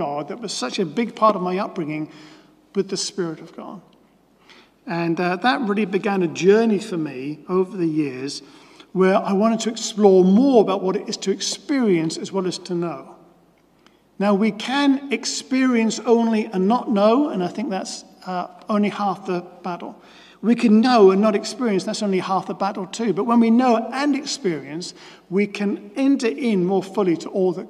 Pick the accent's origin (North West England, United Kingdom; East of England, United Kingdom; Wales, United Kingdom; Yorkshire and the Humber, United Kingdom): East of England, United Kingdom; Norwich; as a child growing up in Norwich and then becoming a teenager and going along to meetings at Norwich Youth for Christ